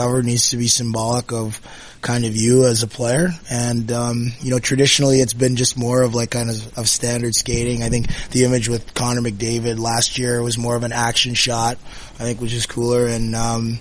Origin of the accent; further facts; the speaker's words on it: Toronto, Ontario, Canada; growing up in Toronto